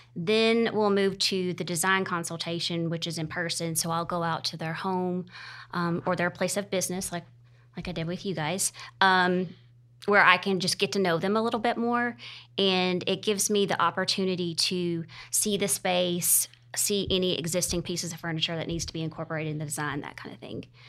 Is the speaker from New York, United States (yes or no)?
no; Greer, South Carolina, United States; also born or lived in Charleston, South Carolina; I am originally from Greer and moved back to the area about seven years ago after living in Charleston for fourteen years